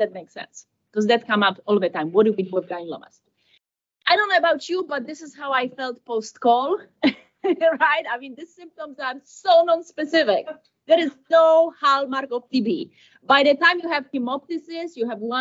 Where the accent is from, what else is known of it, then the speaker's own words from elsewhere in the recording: United States; I'm from America